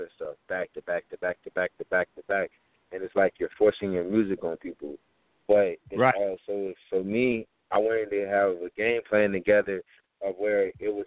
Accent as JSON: {"language": "English", "region": "Texas", "country": "United States", "tie": "born or raised there", "said": "I'm from Texas, bro. You know, I play high school football"}